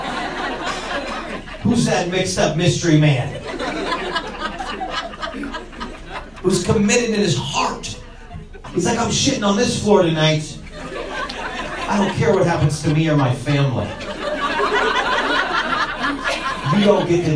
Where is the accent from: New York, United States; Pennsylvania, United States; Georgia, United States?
New York, United States; moved away; I'm from New York